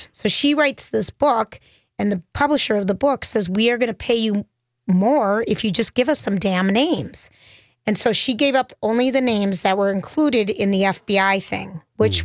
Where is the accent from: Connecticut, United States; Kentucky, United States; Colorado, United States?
Colorado, United States; Loveland; I grew up in Loveland, Colorado, which was one of the very first ski areas.